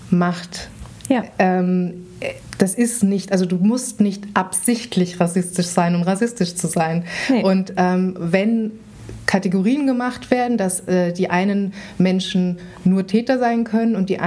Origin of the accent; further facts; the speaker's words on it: Vienna, Austria; ich bin in Wien aufgewachsen und bin in eine Schule gegangen, die in einem jüdischen Stadtteil war.